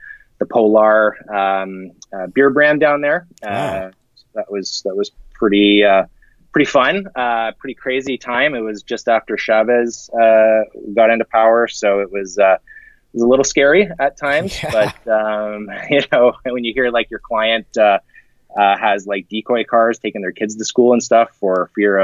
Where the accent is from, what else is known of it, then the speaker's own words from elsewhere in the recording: near Kitchener, Southern Ontario, Canada; moved away as an adult; also born or lived in Toronto; now in Vancouver, Canada; I grew up in that area